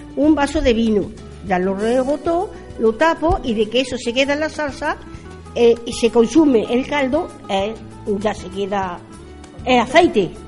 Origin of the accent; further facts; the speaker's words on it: Porcuna, Andalusia, Spain; de Purjuna, del Colegio del Molinillo Viejo